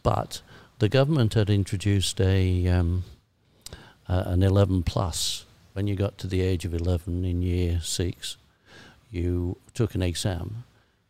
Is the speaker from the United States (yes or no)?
no; Sheffield, Yorkshire and the Humber, United Kingdom; accent: broad Yorkshire; I was brought up in Attercliffe, which was probably the worst area of Sheffield